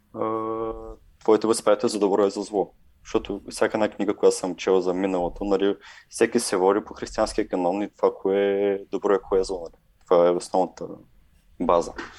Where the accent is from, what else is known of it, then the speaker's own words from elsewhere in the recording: Bulgaria; ние като българи